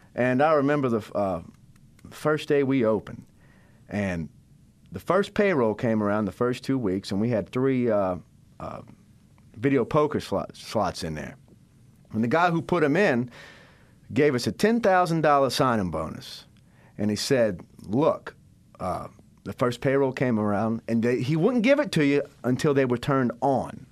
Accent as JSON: {"language": "English", "town": "Biloxi", "region": "Mississippi", "country": "United States", "tie": "born or raised there", "said": "I'm born and raised in Biloxi, Mississippi."}